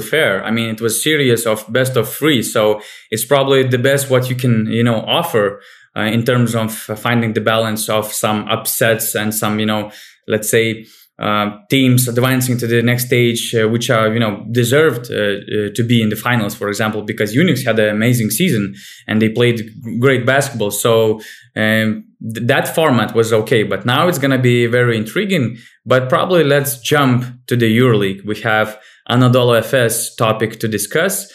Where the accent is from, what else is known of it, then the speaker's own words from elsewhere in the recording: Panevėžys, Panevėžys County, Lithuania; Panevėžys, for example, my hometown team